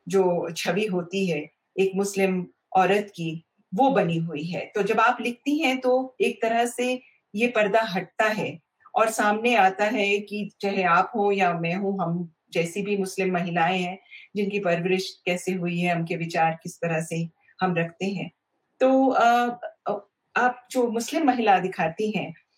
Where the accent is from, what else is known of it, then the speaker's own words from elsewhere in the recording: India; हम यहाँ की मिट्टी में पैदा हुए हैं